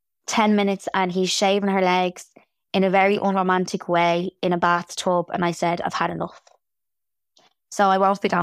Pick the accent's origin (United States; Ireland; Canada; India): Ireland; Tallaght, Leinster; Remember, I'm from Tala.